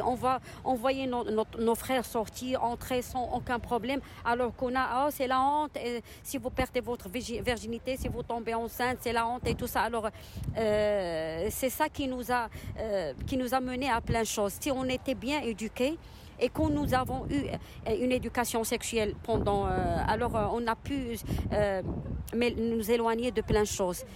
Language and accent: French; Casablanca, Casablanca-Settat, Morocco; Je suis marocaine. Euh, d'origine de, de Je suis née à Casa.